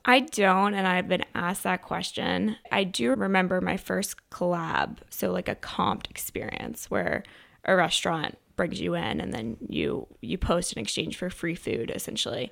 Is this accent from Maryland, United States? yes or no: yes; Chevy Chase, Maryland, United States; I grew up in Montgomery County, so Chevy Chase, Maryland.